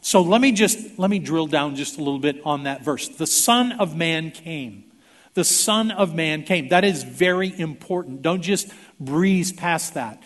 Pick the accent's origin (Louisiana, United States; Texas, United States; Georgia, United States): Texas, United States; Houston; I was born in 1954 in St. Luke's Hospital in Houston, Texas, to Don and Sophia Neal